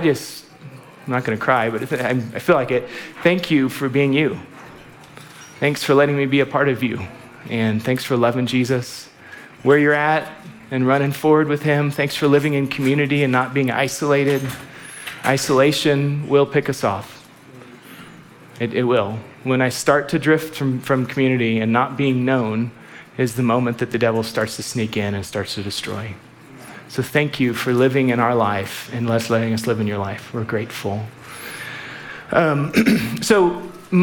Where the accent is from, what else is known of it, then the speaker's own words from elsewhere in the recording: Alaska, United States; moved away; also born or lived in Waco; I'm from Alaska